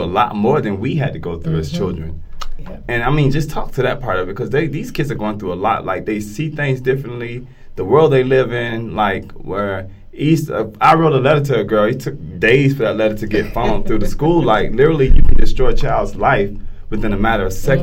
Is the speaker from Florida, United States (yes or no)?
yes; Fort Lauderdale, Florida, United States; I'm from Fort Lauderdale. When I was in school, biggest drill we ran in Fort Lauderdale was either fire drill or tornado drill.